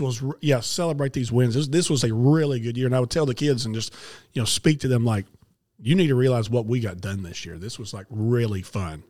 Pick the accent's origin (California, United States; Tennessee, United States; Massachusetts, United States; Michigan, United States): Tennessee, United States; Memphis; I grew up in Memphis